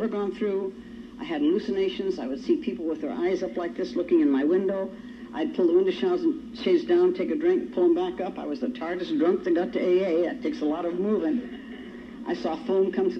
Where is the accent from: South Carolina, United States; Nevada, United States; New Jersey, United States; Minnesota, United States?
Nevada, United States; Reno; moved away as an adult; also born or lived in California; wandering the streets of Reno, our hometown. I happen to be a native Nevadan